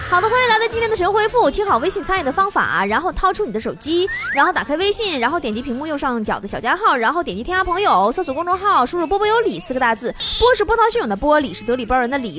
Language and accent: Chinese; Northeast China, China; accent: Northeastern Mandarin; 我们东北话讲